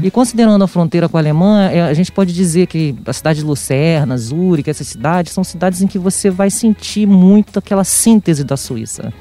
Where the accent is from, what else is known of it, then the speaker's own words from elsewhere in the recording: Brazil; also born or lived in Rio de Janeiro; aqui como brasileiro